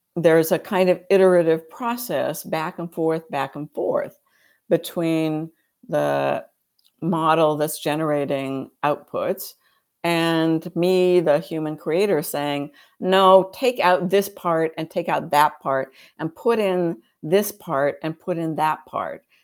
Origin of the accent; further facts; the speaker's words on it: United States; I'm an American